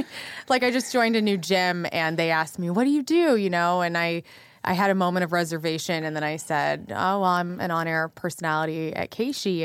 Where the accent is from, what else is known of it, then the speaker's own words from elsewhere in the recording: West Frankfort, Illinois, United States; also born or lived in Carbondale, Illinois; now in St. Louis, United States; I grew up in a little town called West Frankfort, Illinois